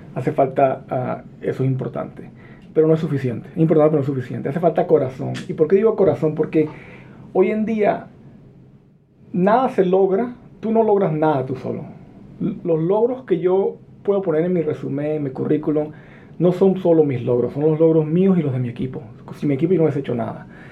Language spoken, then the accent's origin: Spanish; La Victoria, Aragua, Venezuela; first language Spanish; moved away as an adult; also born or lived in California, United States; now in United States; yo nací en California, de padres guatemaltecos. Me crié en Venezuela